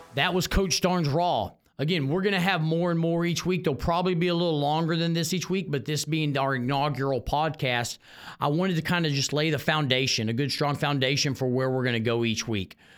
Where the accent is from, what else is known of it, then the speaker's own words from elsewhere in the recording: Houston, Texas, United States; living in Texas and growing up in Texas